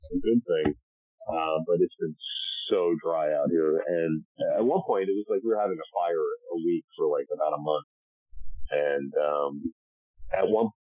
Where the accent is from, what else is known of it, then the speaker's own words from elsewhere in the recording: Chatham, New Jersey, United States; moved away as an adult; also born or lived in New York; now in Los Angeles, United States; I grew up in Chatham, New Jersey, which is in Morris County.